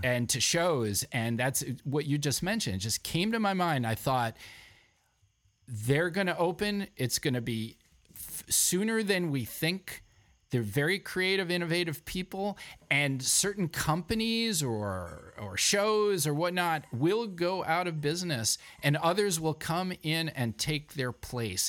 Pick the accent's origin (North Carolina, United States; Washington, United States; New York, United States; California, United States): New York, United States; New York City; now in Vermont, United States; I'm a New Yorker